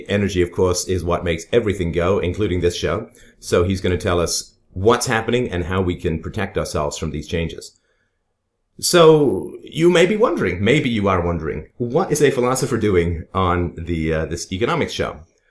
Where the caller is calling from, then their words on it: Canada; I am contacting you from Canada, or as it's colloquially known in the U.S., the future of your healthcare.